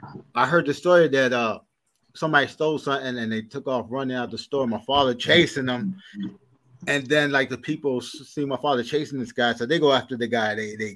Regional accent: New York City, New York, United States; now in Buffalo, United States; I remember the growing up in Brooklyn in the 80s. I was a little kid

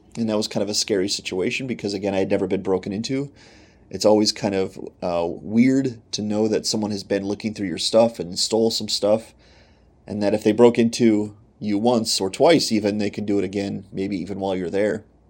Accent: Pennsylvania, United States; moved away as an adult; also born or lived in Michigan; I am from Pennsylvania. We now live in Pennsylvania again with our family

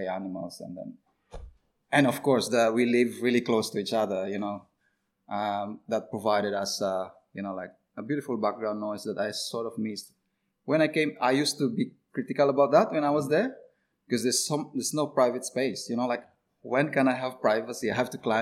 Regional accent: Philippines; now in Australia; I came from the Philippines

